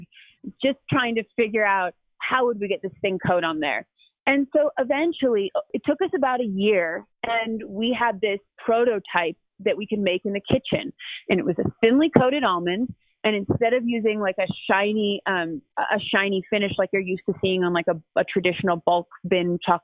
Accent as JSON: {"language": "English", "town": "Seattle", "region": "Washington", "country": "United States", "tie": "born or raised there", "also_born_or_lived": "New York", "moved": "as an adult", "said": "I'm born and raised in Seattle, and that's where my family lives"}